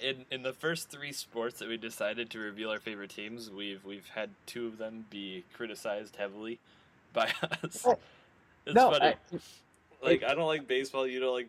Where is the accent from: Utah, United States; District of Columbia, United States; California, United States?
District of Columbia, United States; Washington; now in Minnesota, United States; Yeah, I grew up in Washington, D.C.